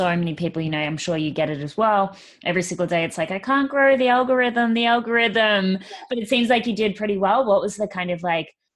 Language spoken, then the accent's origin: English; Perth, Western Australia, Australia; moved away; I'm from Perth originally